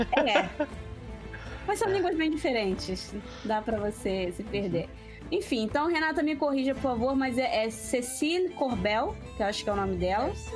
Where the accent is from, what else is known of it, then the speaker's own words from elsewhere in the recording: Rio de Janeiro, Brazil; Eu sou carioca